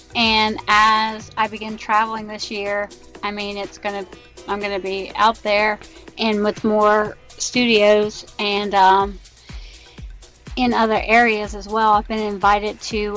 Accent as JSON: {"language": "English", "country": "United States", "said": "I'm an American and I live in America in the year 2017"}